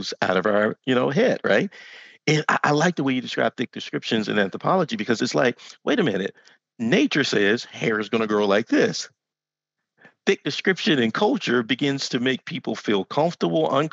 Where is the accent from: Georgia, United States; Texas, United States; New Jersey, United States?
Texas, United States; I grew up in Texas.